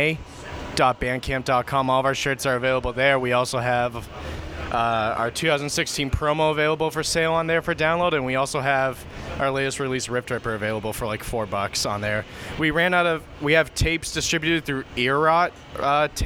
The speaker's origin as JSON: {"language": "English", "town": "Weymouth", "region": "Massachusetts", "country": "United States", "tie": "born or raised there", "said": "most of us grew up in Weymouth, Mass, about like an hour from here."}